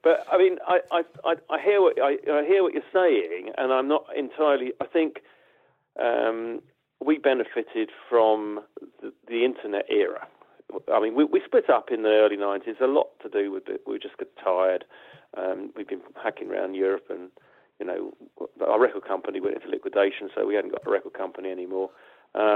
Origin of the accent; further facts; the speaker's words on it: Watford, East of England, United Kingdom; we came from Watford and we didn't come from Liverpool or Manchester.